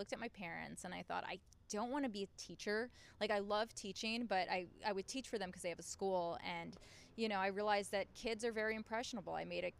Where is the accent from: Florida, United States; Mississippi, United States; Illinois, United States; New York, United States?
New York, United States; Queens; now in New York City, United States; Queens. I'm a queen from Queens.